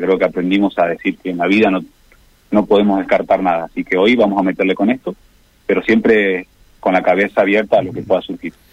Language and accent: Spanish; Argentina